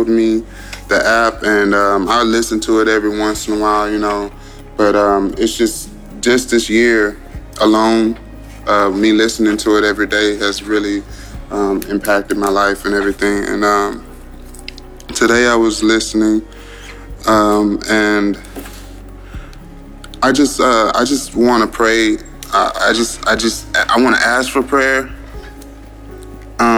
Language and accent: English; Houston, Texas, United States; I'm from Houston, Texas.